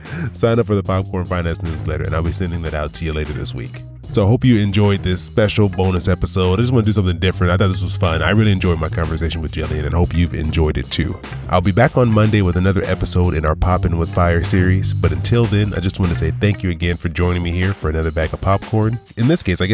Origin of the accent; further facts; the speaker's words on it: California, United States; now in Florida, United States; I'm from California